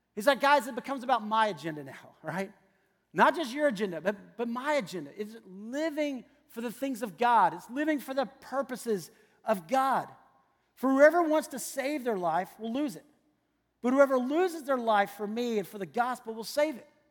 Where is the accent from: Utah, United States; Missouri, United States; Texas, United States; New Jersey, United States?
Texas, United States; San Antonio; I grew up in San Antonio, Texas